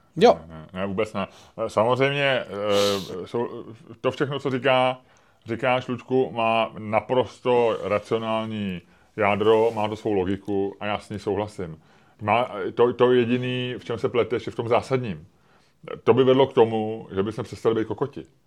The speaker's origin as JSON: {"language": "Czech", "country": "Czechia", "said": "jako jsme my Češi"}